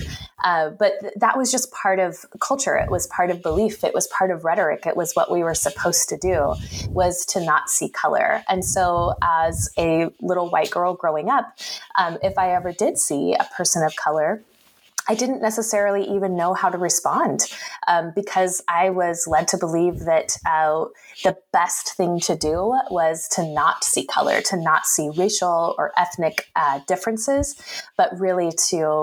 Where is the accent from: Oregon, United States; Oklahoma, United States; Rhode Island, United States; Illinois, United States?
Oregon, United States; Salem; moved away as an adult; now in Bay Area, United States; I grew up in the state capital of Salem, so a few hours north